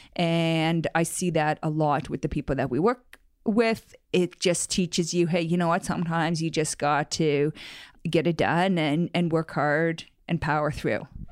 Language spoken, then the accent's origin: English; Canada; moved away as an adult; also born or lived in Silicon Valley, United States; I was from Canada and wanted to move